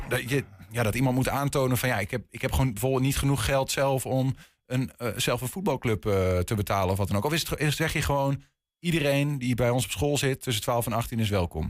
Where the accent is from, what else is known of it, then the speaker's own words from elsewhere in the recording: Enschede, Overijssel, Netherlands; ik ben gewoon opgegroeid in Enschede.